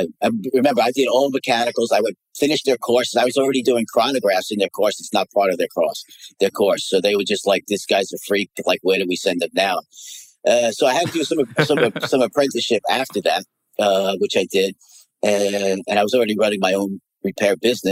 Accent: United States; I'm American back then

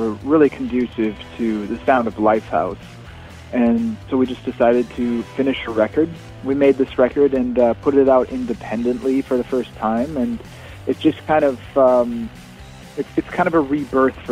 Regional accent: Canada; I'm the one from Canada

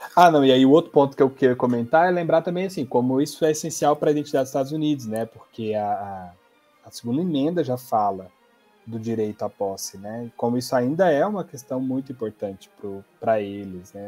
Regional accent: Goiás, Brazil; sou goiano

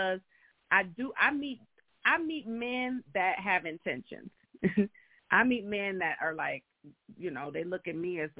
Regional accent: Michigan, United States; I was born and raised in Michigan

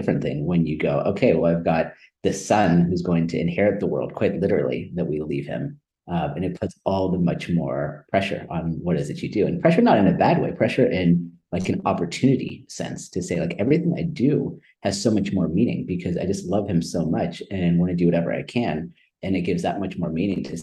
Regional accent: Silicon Valley Bay Area, California, United States; also born or lived in India; I grew up in Silicon Valley Bay Area.

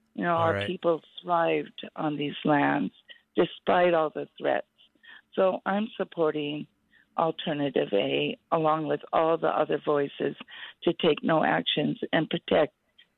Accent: Bethel, Alaska, United States; I'm from Bethel, Alaska. I'm a 72-year-old Oritzahokanamute Native Council tribal member

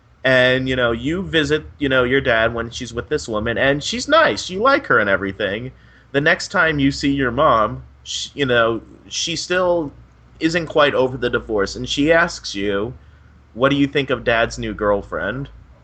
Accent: Florida, United States; also born or lived in New York; Okay, well, I am originally from New York. That's where I was born, but I moved to Florida when I was 2.

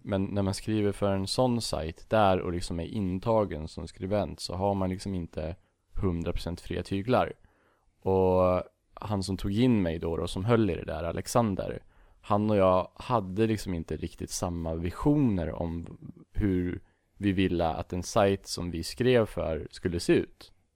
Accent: Bollnäs, Gävleborg County, Sweden; Från en jävla liten skithåla som heter Bollnäs

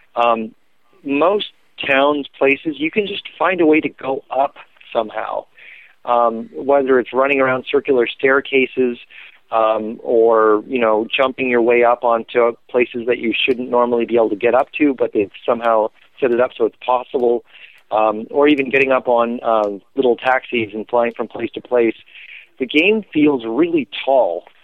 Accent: Canada; I was Canadian

